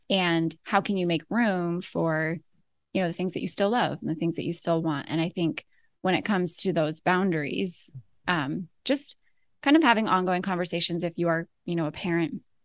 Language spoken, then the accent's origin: English; Alaska, United States; moved away as an adult; also born or lived in Florida / Idaho / Southern California; now in Ohio, United States; we were born and raised in Alaska.